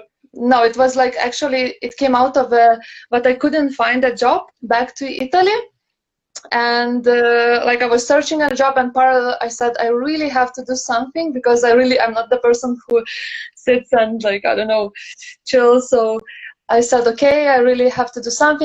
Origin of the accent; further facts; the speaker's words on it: Lithuania; moved away as an adult; now in Copenhagen, Denmark; originally I'm from Lithuania, Litauen, and now based in Copenhagen already the fourth year